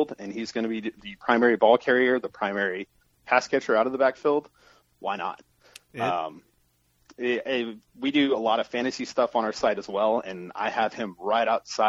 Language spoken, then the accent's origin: English; Frisco, Texas, United States; I am from Frisco, Texas, which is walking distance to the new Dallas Cowboys practice facility